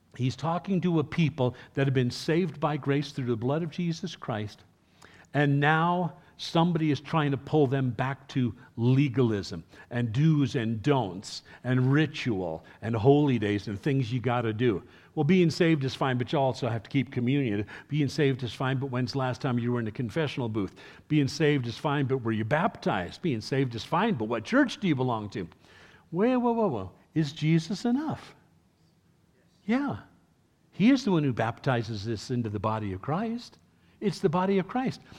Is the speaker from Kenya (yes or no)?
no; New York City, New York, United States; first language English; moved away; I was raised in my youth uh, in New York City, where they developed such a dialect.